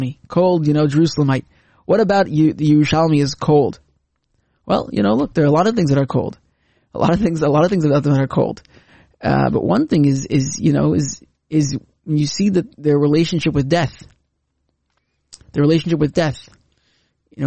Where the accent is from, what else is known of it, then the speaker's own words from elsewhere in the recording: Canada; now in Israel; As a Canadian